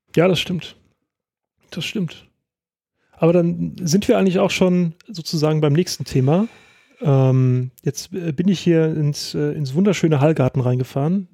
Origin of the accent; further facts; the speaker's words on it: Rheingau, Hesse, Germany; also born or lived in Winkel; ich, äh, bin groß geworden in Österreich, ähm, dann habe ich auch Eskapaden gehabt, aber auch immer im Rheingau gewesen und wohne jetzt in Winkel.